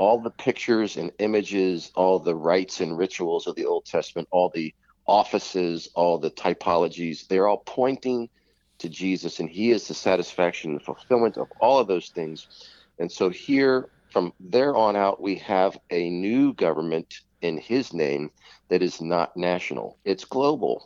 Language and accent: English; United States; I'm American.